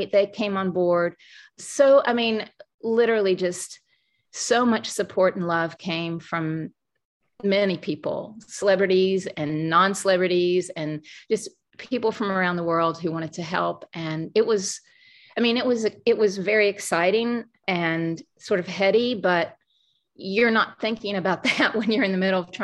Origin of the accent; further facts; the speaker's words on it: the South, United States; moved away as an adult; also born or lived in New York; I'm from the South